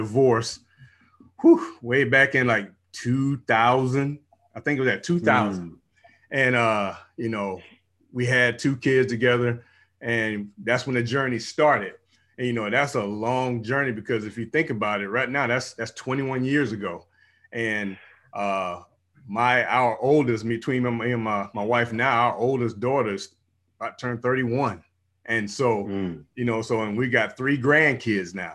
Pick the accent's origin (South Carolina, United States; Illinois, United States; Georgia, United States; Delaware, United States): Georgia, United States; Savannah; now in Houston, United States; I'm from out here in Houston, Texas, you know, by way of the military, almost 24 years in the military, and born and raised in Georgia, Savannah, Georgia